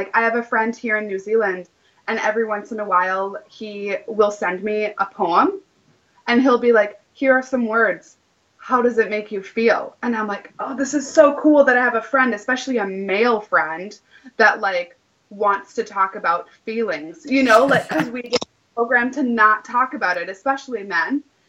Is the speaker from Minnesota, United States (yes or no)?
yes; Minneapolis, Minnesota, United States; also born or lived in Wisconsin; if you were to ask me like, where are you from? I would say Minneapolis, even though I've lived a lot of different places. Even though I lived in Wisconsin for such a long time with my former partner